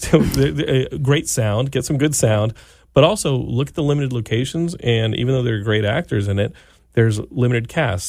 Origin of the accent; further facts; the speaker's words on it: Texas, United States; I grew up in Texas